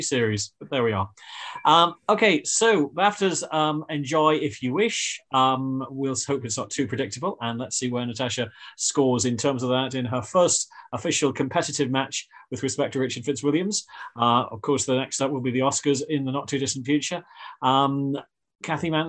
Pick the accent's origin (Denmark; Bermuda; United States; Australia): Bermuda; I'm from Bermuda.